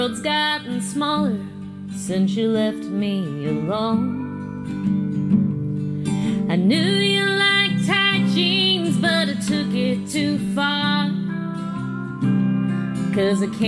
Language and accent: English; Portland, Oregon, United States; also born or lived in California; as a teenager, like, kind of growing up in Portland